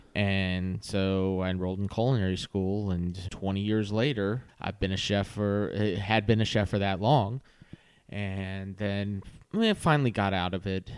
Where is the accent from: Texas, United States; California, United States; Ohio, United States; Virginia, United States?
Virginia, United States; Virginia Beach; also born or lived in Norfolk, Virginia; now in Raleigh-Durham, United States; I grew up in Virginia Beach